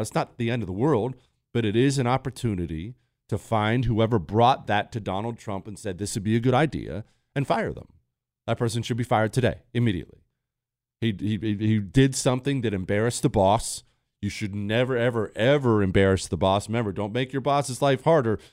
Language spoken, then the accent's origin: English; United States; as an American